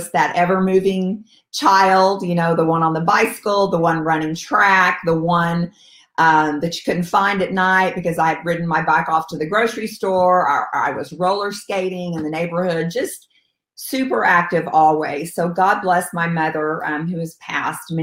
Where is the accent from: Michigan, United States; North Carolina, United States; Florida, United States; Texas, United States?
Texas, United States; Stephenville; also born or lived in San Angelo, Texas; now in Austin, United States; I am a Texas girl, born and raised. I was born in San Angelo, Texas, and moved the next day after birth to Stephenville, Texas, a very small town outside of Fort Worth